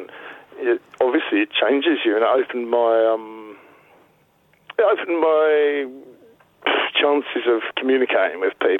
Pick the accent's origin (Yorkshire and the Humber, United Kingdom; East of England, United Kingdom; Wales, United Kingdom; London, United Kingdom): East of England, United Kingdom; Essex; now in North West England, United Kingdom; I live in the northwest now, and I come from Essex, so I still have to explain on a daily basis why I sound like this.